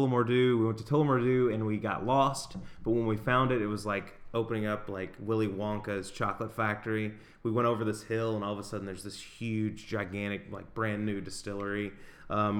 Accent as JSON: {"language": "English", "country": "United States", "said": "we're from the States"}